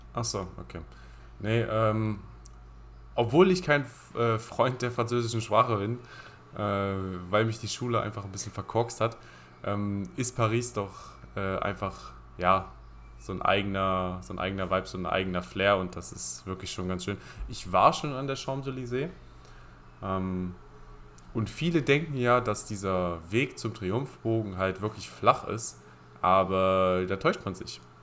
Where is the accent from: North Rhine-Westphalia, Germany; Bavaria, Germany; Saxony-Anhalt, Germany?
Saxony-Anhalt, Germany; Halberstadt; wir kommen ja beide aus Halberstadt